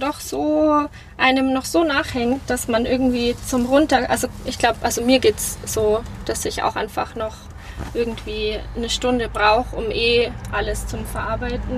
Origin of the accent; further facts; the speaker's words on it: Munich, Bavaria, Germany; gebürtige Münchnerin